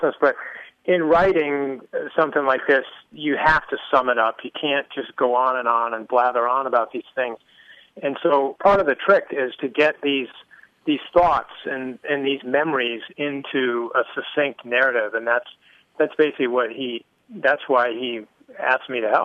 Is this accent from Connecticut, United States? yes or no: yes; Connecticut, United States; I grew up in Connecticut.